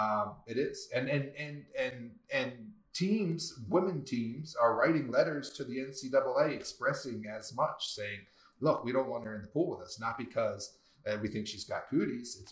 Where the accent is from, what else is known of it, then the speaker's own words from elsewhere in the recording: East Coast, United States; I'm from the East Coast